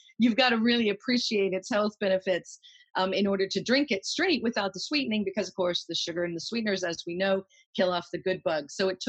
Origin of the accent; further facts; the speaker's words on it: United States; moved away; I say kefir because I'm American.